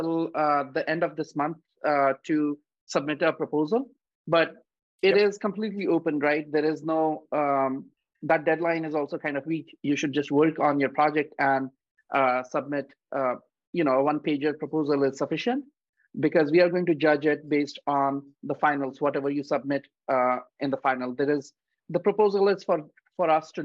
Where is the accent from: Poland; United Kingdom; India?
India; moved away; I grew up in India